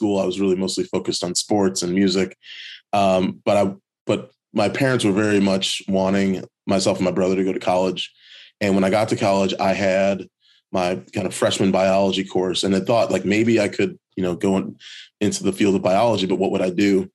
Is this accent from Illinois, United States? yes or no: yes; Chicago, Illinois, United States; growing up in Chicago